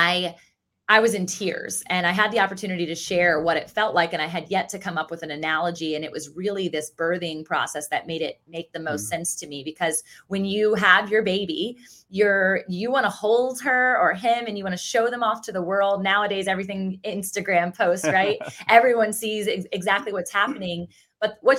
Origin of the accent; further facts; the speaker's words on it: Virginia Beach, Virginia, United States; I grew up in Virginia Beach, Virginia, which is also where I currently reside. So I'm a born and raised beach baby